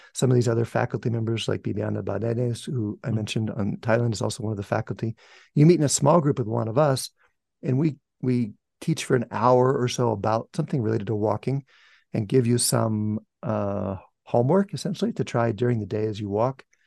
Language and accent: English; United States; I said, America